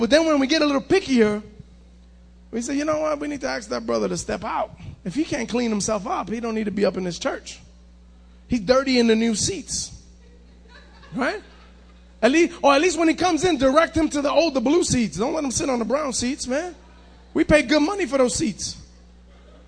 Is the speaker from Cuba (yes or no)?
yes; Cuba; a Cuban like me